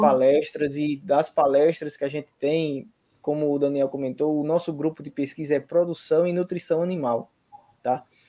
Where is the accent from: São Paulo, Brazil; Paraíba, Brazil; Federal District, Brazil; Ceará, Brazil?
Paraíba, Brazil; eu sou da Paraíba